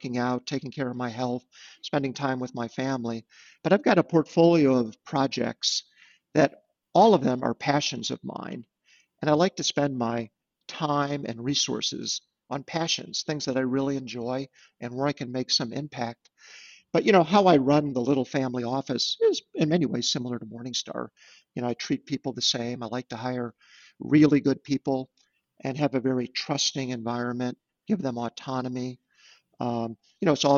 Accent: Munster, Indiana, United States; now in Chicago, United States; growing up in Munster

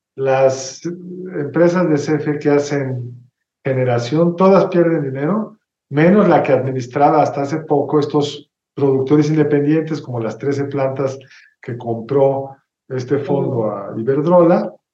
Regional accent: Mexico; como mexicanos nunca hemos experimentado otra cosa

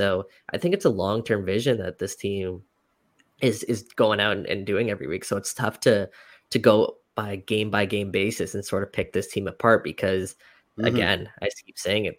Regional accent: Canada; And I think we're Canadian soccer fans, and we can kind of forget about that a little bit because of the rise of the game here in MLS.

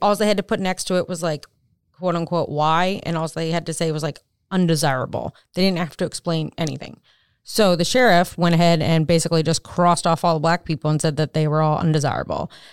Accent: Maryland, United States; moved away; I'm from Maryland, so didn't live far from Baltimore.

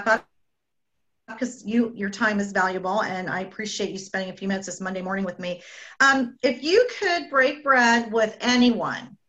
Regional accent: Canada; I'm Canadian

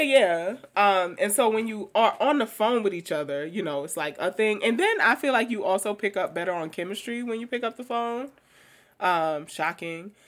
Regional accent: New York City, New York, United States; I grew up in Queens

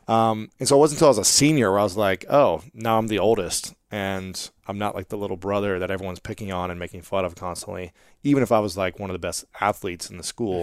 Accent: United States; I grew up in America

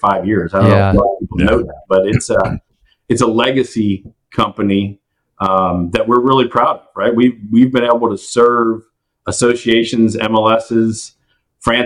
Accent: Houston, Texas, United States; oil and gas, growing up in Houston

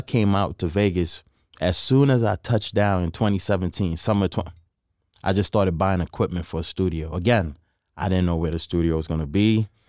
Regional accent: Trinidad & Tobago; Growing up in Trinidad, again, you know, I was around a lot of Hindus, Muslims, Christians, but I follow the Hindu faith

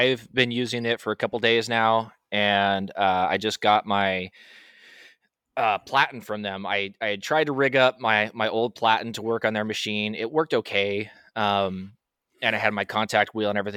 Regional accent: United States; I'm American.

